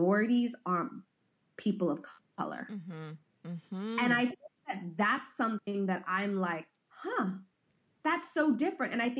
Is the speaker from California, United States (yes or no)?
yes; Orange County, California, United States; I grew up in Orange County.